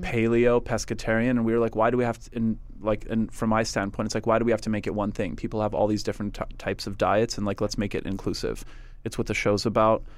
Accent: Montreal, Quebec, Canada; also born or lived in West Virginia; growing up in Montreal

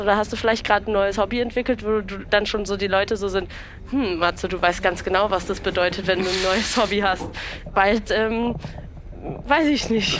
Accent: Berlin, Germany; ich bin ja in Berlin geboren, habe eine Familie, die aus dem Osten kommt

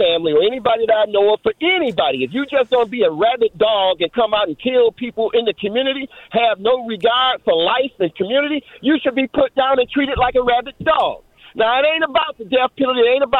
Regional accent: Flint, Michigan, United States; I'm black. I come from the hood. I come from Flint.

